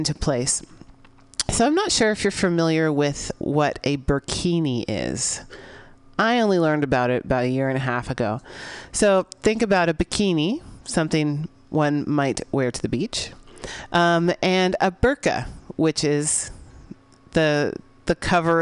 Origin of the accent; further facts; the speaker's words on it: San Francisco, California, United States; my hometown of San Francisco